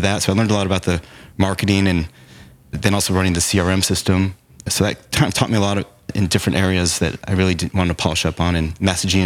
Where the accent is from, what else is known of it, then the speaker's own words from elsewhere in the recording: Arlington, Texas, United States; also born or lived in Chicago, Illinois; I grew up in Arlington, where the Dallas Cowboys Stadium is